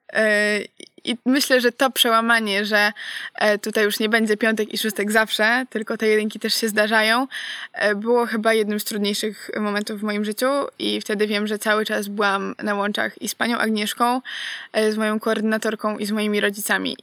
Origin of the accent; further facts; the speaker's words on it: Poland; moved away as an adult; now in Poznań, Poland; Ja pochodzę z Borów Tucholskich